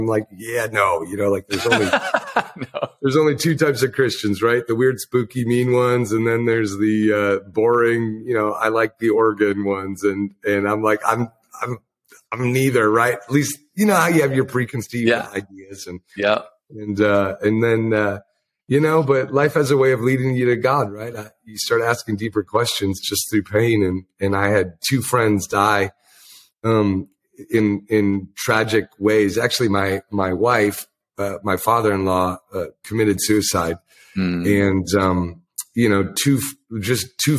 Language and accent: English; Wisconsin, United States; now in Minneapolis, United States; I'm a Wisconsinite through and through